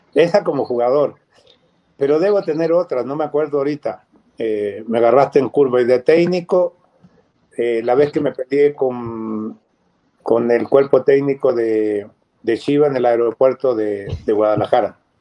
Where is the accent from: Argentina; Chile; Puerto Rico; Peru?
Chile; moved away as an adult; now in Mexico; siendo chileno, habiendo nacido ya naturalizado mexicano